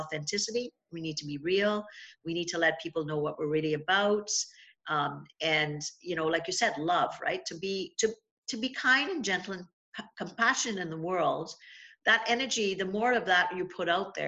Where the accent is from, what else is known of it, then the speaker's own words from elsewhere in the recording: Trinidad & Tobago; now in Niagara, Canada; I grew up in Trinidad